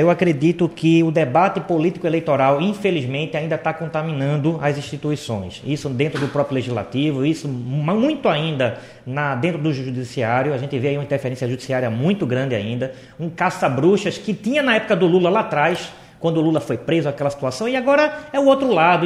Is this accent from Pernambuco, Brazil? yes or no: yes; Pernambuco, Brazil; como cidadão, como pernambucano